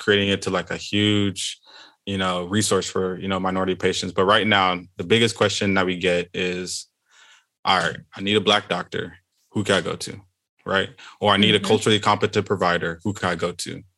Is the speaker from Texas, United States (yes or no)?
yes; Houston, Texas, United States; I am from Houston, Texas